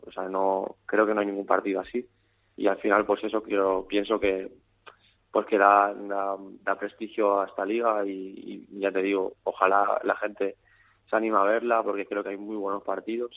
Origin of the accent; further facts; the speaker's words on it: Calvià, Balearic Islands, Spain; yo soy de Calviá